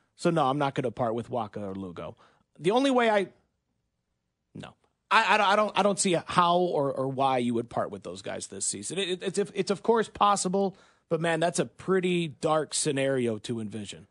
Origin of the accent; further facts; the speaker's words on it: Michigan, United States; moved away as an adult; also born or lived in Green Bay area; now in Kansas City, United States; I grew up in Michigan as a Detroit Lions fan